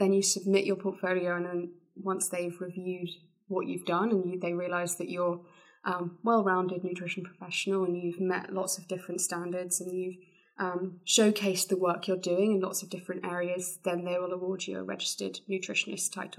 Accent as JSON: {"language": "English", "area": "near Exeter", "region": "South West England", "country": "United Kingdom", "tie": "born or raised there", "said": "based in Exeter, which was close to my hometown."}